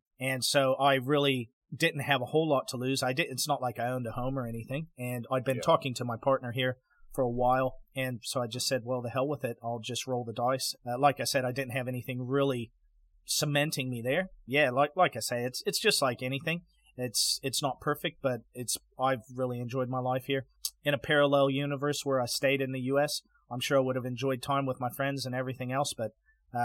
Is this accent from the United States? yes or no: yes; Northern Idaho, United States; moved away as an adult; now in New Zealand; where I'm originally from, which is I'm from Northern Idaho.